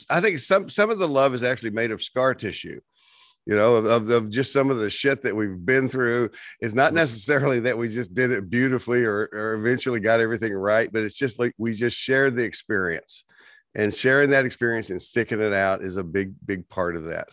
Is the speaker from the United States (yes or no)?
yes; West Texas, United States; moved away; I grew up in West Texas, and we had these dust storms